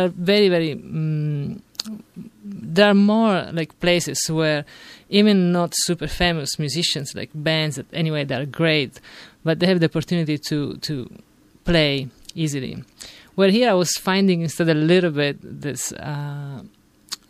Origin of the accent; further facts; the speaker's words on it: Sicily, Italy; English is a second language; moved away as an adult; also born or lived in Rome; now in United States; I'm originally from Sicily, and at the age of 18. I moved to Rome